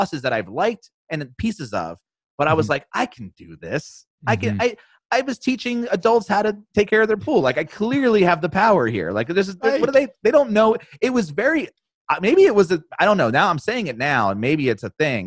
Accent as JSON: {"language": "English", "region": "New Jersey", "country": "United States", "said": "I am from New Jersey"}